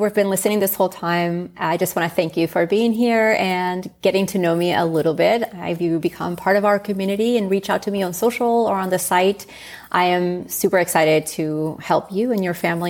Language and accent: English; Spain; it reminds me of growing up in Spain and just a 20-minute chicken dish, you know.